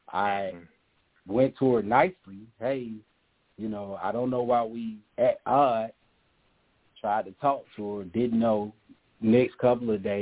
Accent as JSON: {"language": "English", "region": "the South", "country": "United States", "said": "I'm from the South"}